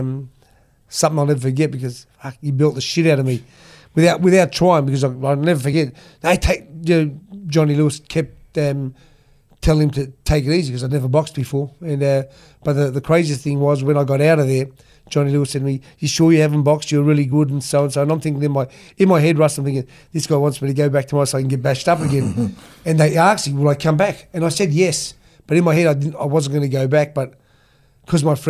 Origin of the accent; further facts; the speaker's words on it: Sydney, New South Wales, Australia; also born or lived in Marrickville; I was born and raised in Australia.